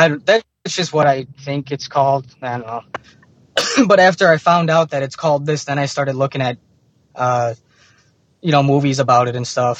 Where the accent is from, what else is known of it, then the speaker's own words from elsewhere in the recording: Streamwood, Illinois, United States; I'm from Streamwood, Illinois